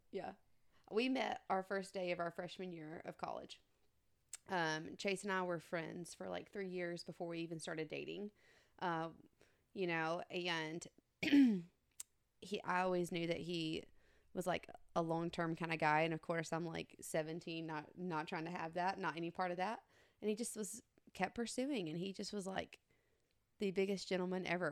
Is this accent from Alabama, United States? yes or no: yes; Elba, Alabama, United States; I'm from Elba, small, small town